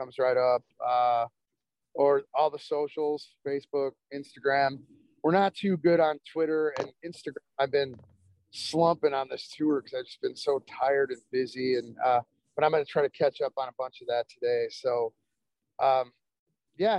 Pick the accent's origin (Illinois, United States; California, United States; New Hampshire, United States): Illinois, United States; Chicago; we're Americans, we're from Chicago